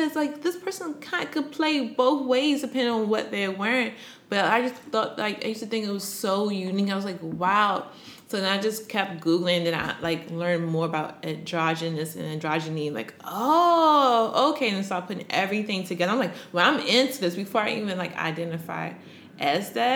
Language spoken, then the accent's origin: English; Maryland, United States; now in New York, United States; I'm from Maryland, the DMV area